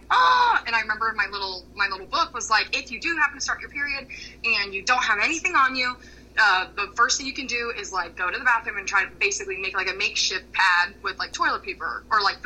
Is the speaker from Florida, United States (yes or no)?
yes; Florida, United States; growing up in Florida